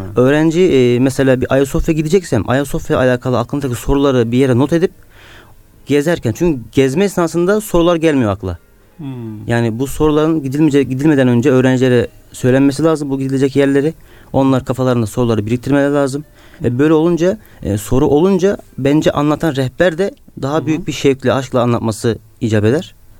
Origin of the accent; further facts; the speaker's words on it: Bodrum, Muğla, Turkey; moved away as an adult; now in Istanbul, Turkey; ben Muğla'lıyım. E, oranın bir köyündeyim. Hı hı. E, peki Muğla dışına çıkma imkanım olmadı.